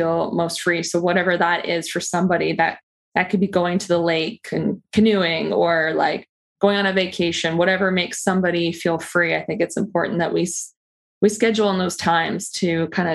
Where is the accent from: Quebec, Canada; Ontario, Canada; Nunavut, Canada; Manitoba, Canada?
Ontario, Canada; Peterborough; my hometown of Peterborough, Ontario, where I grew up